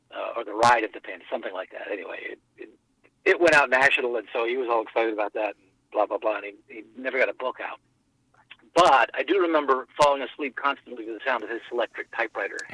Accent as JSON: {"language": "English", "town": "Winston-Salem", "region": "North Carolina", "country": "United States", "tie": "born or raised there", "said": "I grew up in Winston-Salem, North Carolina."}